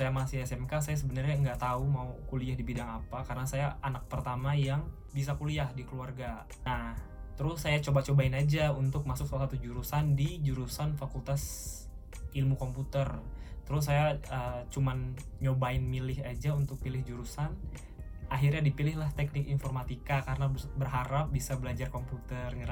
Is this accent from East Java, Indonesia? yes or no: no; Baturaja, South Sumatra, Indonesia; Saya asalnya dari Batu Raja. Jadi Batu Raja itu salah satu daerah mm-hmm. kecil di pertengahan atau perbatasan Palembang dan Lampung.